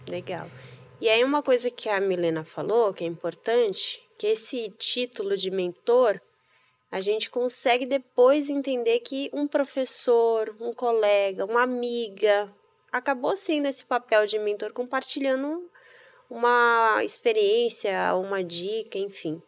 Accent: Bahia, Brazil; moved away as an adult; also born or lived in Rio Grande do Sul; Então eu cresci na Bahia, em várias cidades

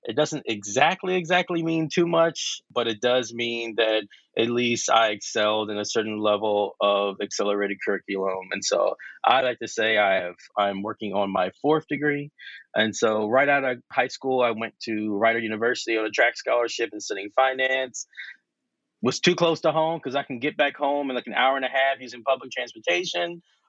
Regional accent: Philadelphia, Pennsylvania, United States; Born and raised in Philly, South Philly, not on the outskirts. I actually am from inside the city of Philadelphia.

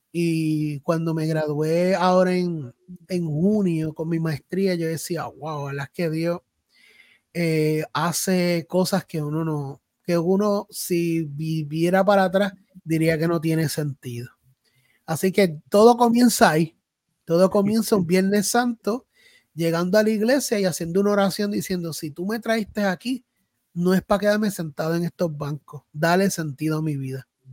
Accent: Salinas, Puerto Rico; also born or lived in Ponce, Puerto Rico; now in Juncos, Puerto Rico; yo soy natural de Salinas, nací en Ponce

